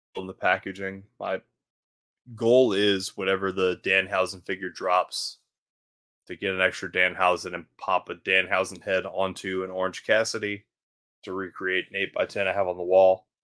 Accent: Baton Rouge, Louisiana, United States; growing up in Baton Rouge

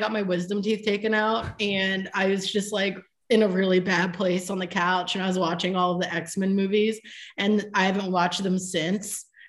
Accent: Jarrettsville, Maryland, United States; now in Jersey City, United States; I moved to Jersey City. I'm actually from Maryland. I move a lot. I grew up in a place called Jarrettsville, Maryland, and my school was in Pilesville.

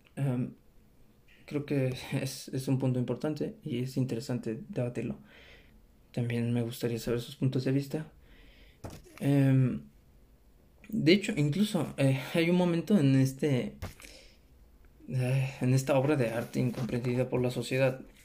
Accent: Mexico; Somos mexicanos

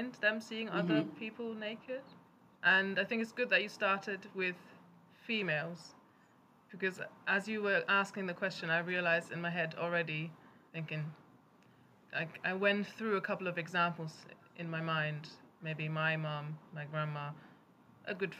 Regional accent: Germany; moved away; I remember them from growing up in Germany

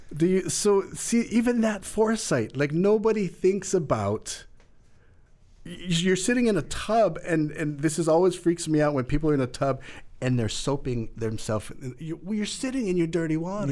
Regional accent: Lanai, Hawaii, United States; growing up on Lanai

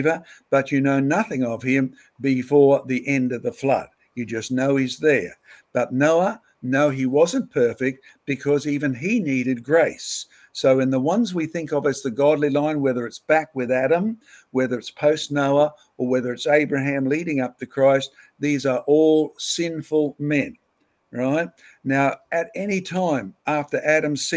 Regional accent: Australia; as an Australian

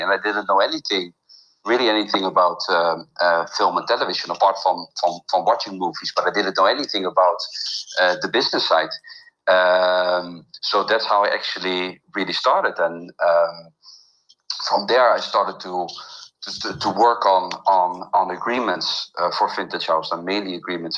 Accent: Netherlands; moved away as an adult; also born or lived in Mexico; now in Riviera Maya, Mexico; I grew up in the Netherlands

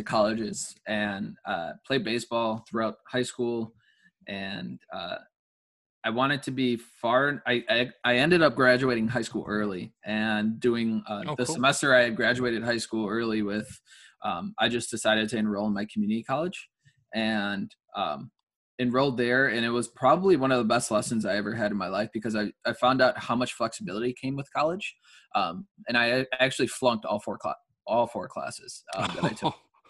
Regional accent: Chicago, Illinois, United States; also born or lived in Huntley, Illinois; I'm originally from Chicago, Illinois, grew up in the city for a little bit.

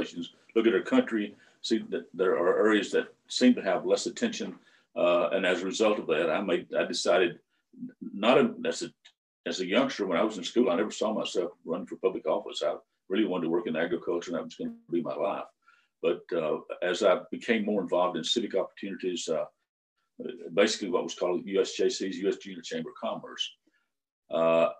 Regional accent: Tennessee, United States; from Tennessee

